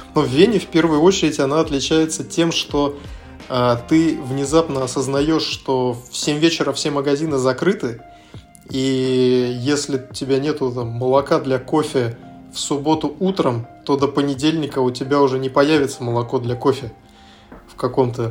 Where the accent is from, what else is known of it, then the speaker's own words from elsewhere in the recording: Russia; moved away as an adult; also born or lived in Vienna, Austria; now in Dubai, United Arab Emirates; в нашей стране